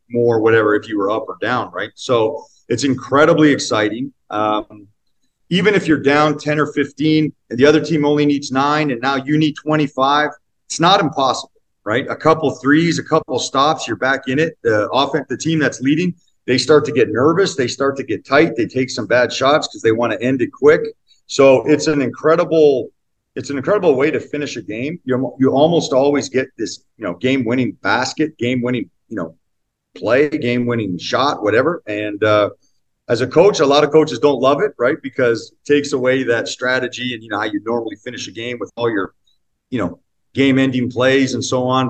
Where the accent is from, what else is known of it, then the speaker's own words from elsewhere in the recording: Northern Ontario, Canada; I grew up in Northern Ontario